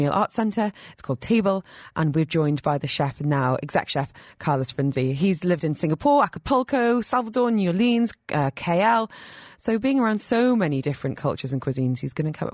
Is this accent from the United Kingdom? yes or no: yes; United Kingdom; moved away as an adult; now in United Arab Emirates; I'm from the UK